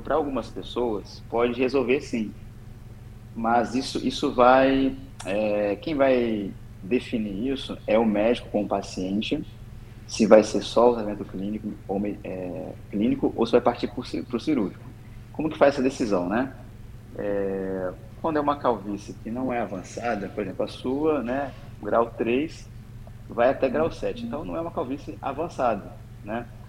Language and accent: Portuguese; Espírito Santo, Brazil; moved away as an adult; now in Niterói, Brazil; Eu não sou daqui, né? Eu sou do Espírito Santo.